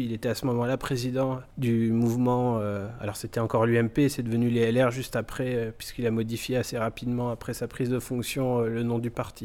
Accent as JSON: {"language": "French", "town": "Illkirch-Graffenstaden", "region": "Grand Est", "country": "France", "tie": "born or raised there", "said": "je suis originaire d'Ilkirch Grafenstaden"}